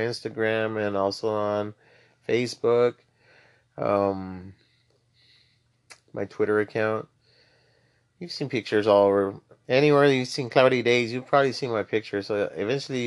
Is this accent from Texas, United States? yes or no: yes; Laredo, Texas, United States; moved away as an adult; now in San Antonio, United States; I'm from Laredo, Texas. Born and raised